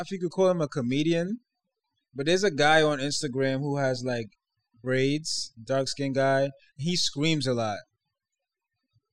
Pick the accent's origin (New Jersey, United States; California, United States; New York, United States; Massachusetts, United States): New York, United States; As a New Yorker